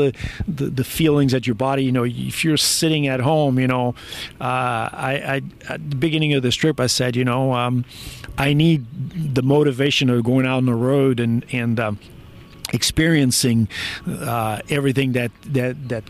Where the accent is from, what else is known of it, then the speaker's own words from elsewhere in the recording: France; moved away as an adult; also born or lived in Portugal / Albuquerque, New Mexico; now in Morgantown, United States; My father moved. My family moved to France. So my family was one of those immigrants that went to France